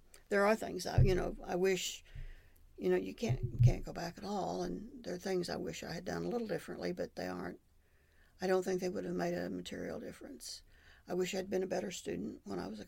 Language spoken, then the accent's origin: English; Oklahoma City, Oklahoma, United States; moved away as an adult; also born or lived in Madill, Oklahoma; I grew up in Oklahoma City, which I thought at the time was the biggest city in the world.